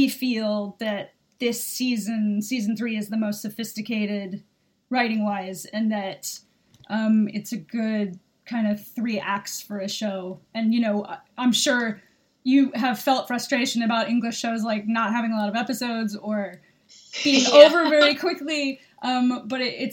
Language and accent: English; United States; now in United Kingdom; I'm an American. I live in the UK.